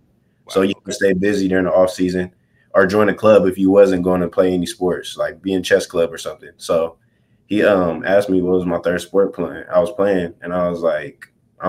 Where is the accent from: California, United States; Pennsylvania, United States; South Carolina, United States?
California, United States; Southern; I'm from Southern California